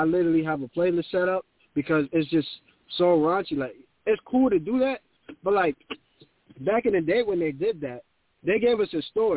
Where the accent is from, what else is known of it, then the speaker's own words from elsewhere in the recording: New York City, New York, United States; I'm from the Bronx